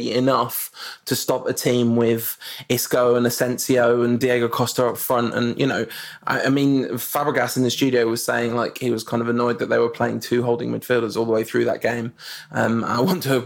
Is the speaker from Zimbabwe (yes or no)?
yes; Zimbabwe; moved away; spending time growing up in Zimbabwe and being kind of educated in Pan-African and traditions